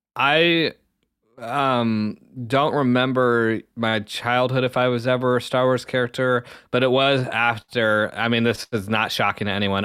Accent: the Southwest, New Mexico, United States; now in Ohio, United States; growing up in the Southwest

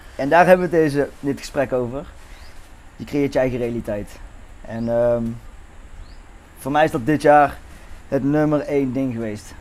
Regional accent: Netherlands; geboren in Nederland

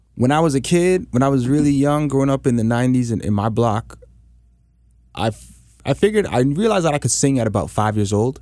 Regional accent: Canada; us as Canadian artists

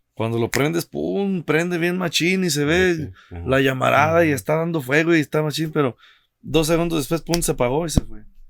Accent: Mexico; moved away; also born or lived in Cancún; uno como mexicano

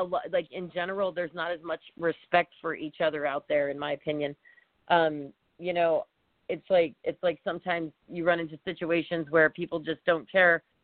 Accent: Philadelphia, Pennsylvania, United States; I was born in Philadelphia, but I have family in the middle of nowhere, Pennsylvania

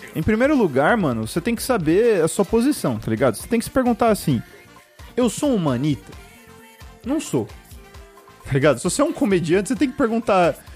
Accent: Birigui, São Paulo, Brazil; eu cresci em Birigui

